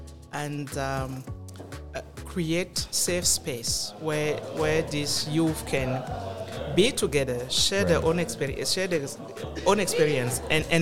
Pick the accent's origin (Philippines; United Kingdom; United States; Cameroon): Cameroon; now in Canada; I'm from Cameroon.